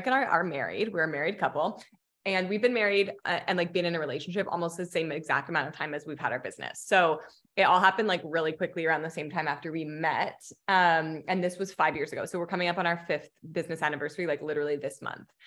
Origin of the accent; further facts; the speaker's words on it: Hamilton, Ontario, Canada; moved away as an adult; also born or lived in Mexico; now in Los Angeles, United States; we're originally from Hamilton, Ontario, which is like about an hour outside of Toronto